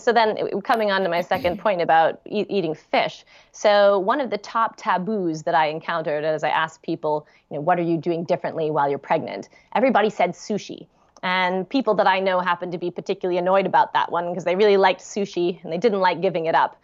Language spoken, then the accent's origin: English; United States; moved away as an adult; now in London, United Kingdom; being an American living in London